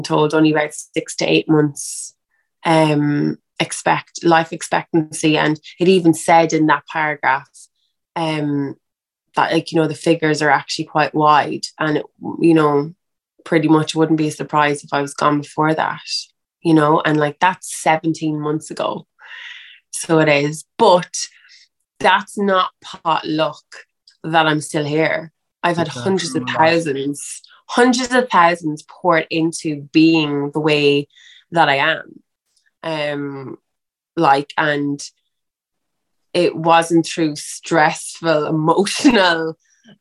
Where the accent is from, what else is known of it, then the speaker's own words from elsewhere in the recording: Ireland; I'm an Irish girl